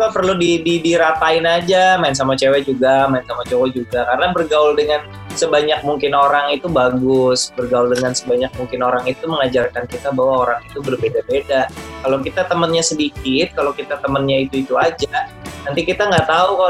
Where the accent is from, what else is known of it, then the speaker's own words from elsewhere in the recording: Jakarta, Indonesia; Aku waktu kecil itu uh, tinggal di Jakarta. Aku dari lahir di Jakarta.